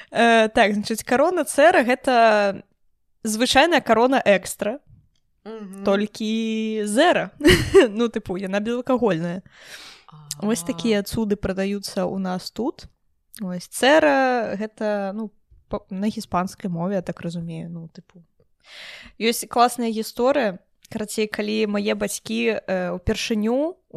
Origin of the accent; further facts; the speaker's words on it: Belarus; я беларуска я люблю холод